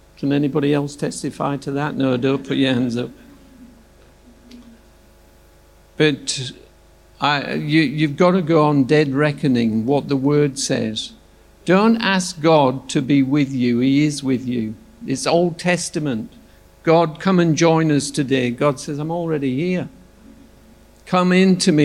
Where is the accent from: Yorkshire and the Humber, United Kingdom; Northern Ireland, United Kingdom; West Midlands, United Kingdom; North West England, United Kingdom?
Yorkshire and the Humber, United Kingdom; also born or lived in Launceston, Tasmania / Adelaide; now in Australia; I'm from Yorkshire, which is near Scotland